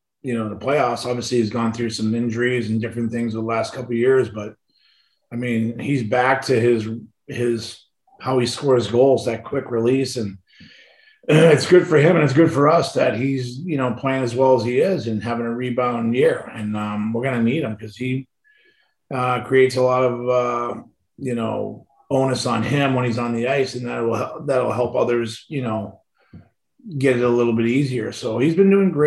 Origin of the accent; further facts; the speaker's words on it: Boston, Massachusetts, United States; I grew up in Boston